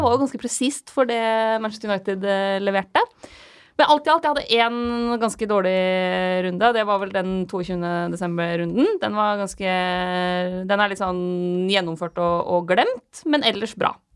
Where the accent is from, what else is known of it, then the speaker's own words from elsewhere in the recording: Lillehammer, Innlandet, Norway; moved away; Jeg var hjemme på Lillehammer